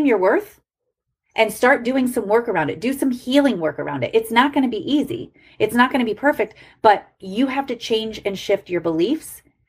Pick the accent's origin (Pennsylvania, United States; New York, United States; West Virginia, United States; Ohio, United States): Ohio, United States; I grew up in Ohio.